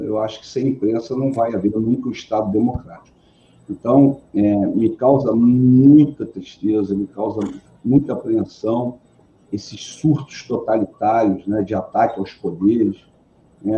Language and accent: Portuguese; Rio de Janeiro, Brazil; Eu sou carioca